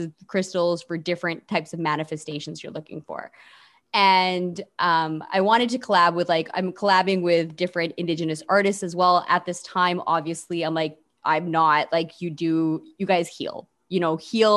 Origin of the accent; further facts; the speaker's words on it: Canada; I'm such a proud Canadian, very proud Canadian.